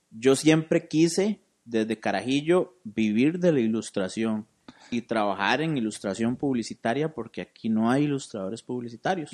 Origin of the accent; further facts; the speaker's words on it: San José, Costa Rica; moved away as an adult; now in Cartago, Costa Rica; yo soy de San José, yo soy de Barrio México